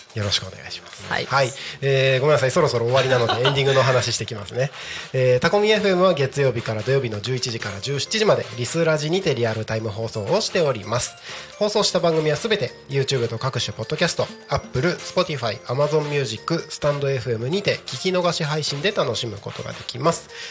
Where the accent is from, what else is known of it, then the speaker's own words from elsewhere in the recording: Takko, Aomori, Japan; moved away as an adult; also born or lived in Tokyo; now in Tako, Japan; 僕ってもともと地元が青森県田子町